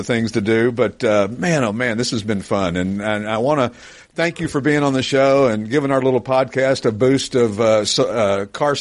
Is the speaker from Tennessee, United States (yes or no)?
yes; Knoxville, Tennessee, United States; I grew up in Knoxville, Tennessee.